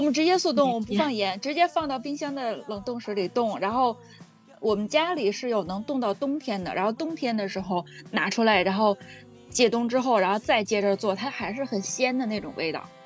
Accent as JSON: {"language": "Chinese", "region": "Beijing", "country": "China", "tie": "born or raised there", "said": "然后我小的时候在，就是北京这边嘛，还会吃那种就是在地里挖的野菜"}